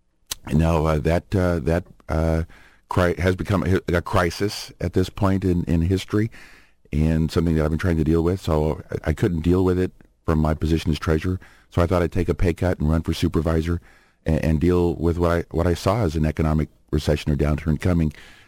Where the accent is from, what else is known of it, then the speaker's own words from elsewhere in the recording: Cypress, California, United States; also born or lived in Groningen, Netherlands; Born in 1955 in Groningen, the Netherlands. My folks decided to immigrate, so we were sponsored by an uncle who lived here in Orange County, and we immigrated to Orange County in 1960. Grew up in the Cypress, Buena Park area